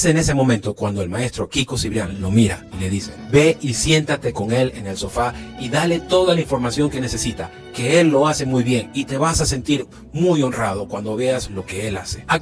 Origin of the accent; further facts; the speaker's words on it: Venezuela; Les cuento que en mi país tuve la oportunidad de dirigir orquestas porque soy un músico que también fue formado en el Sistema Nacional de Orquestas Infantiles y Juveniles de Venezuela